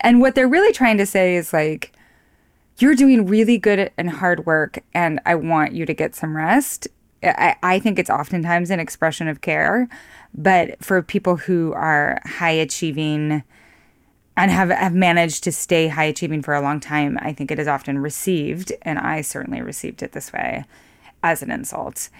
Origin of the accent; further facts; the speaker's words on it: Idaho, United States; also born or lived in New York; now in Missoula, United States; I'm from Idaho